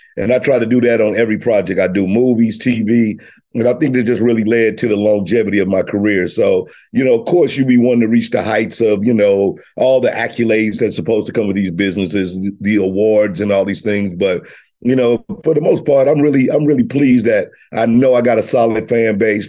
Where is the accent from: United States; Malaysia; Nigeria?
United States; Missouri; I'm from Missouri, so, you know, I both roll with the home state